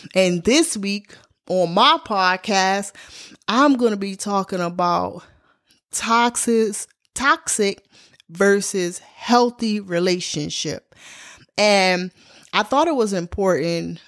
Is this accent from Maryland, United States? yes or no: yes; Baltimore, Maryland, United States; my hometown, Baltimore, Maryland